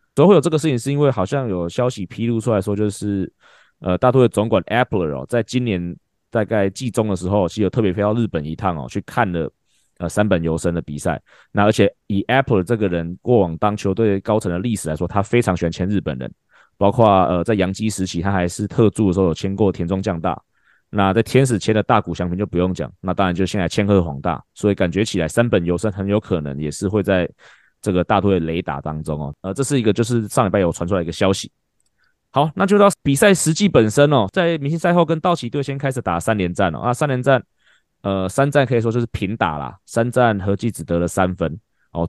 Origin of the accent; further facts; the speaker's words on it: Taiwan; 我们台湾人